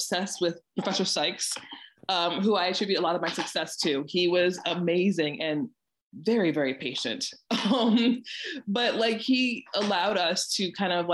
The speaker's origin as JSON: {"language": "English", "town": "Saginaw", "region": "Michigan", "country": "United States", "also_born_or_lived": "Houston, United States / Atlanta, United States", "moved": "as an adult", "lives_now": "New York, United States", "said": "I am from Saginaw, Michigan, which is about an hour-ish away from Mount Pleasant"}